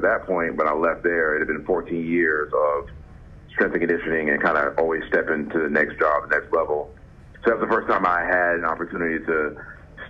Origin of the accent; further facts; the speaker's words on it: Jacksonville, Florida, United States; moved away; also born or lived in Colorado / California / Arizona; I grew up in Jacksonville, Florida.